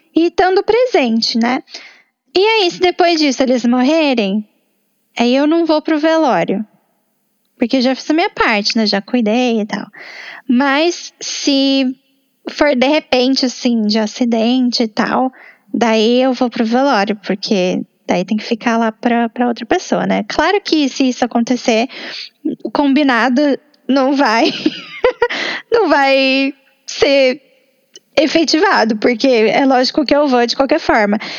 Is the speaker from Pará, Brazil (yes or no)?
no; São Paulo, Brazil; moved away as an adult; na minha cidade natal, depois de um ano fora